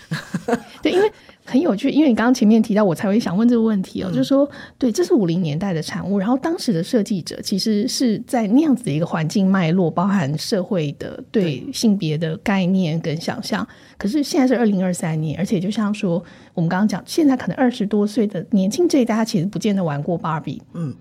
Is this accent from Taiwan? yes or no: yes; Taiwan; 我成长在台湾这个戒烟，然后风起云涌的社会运动的时代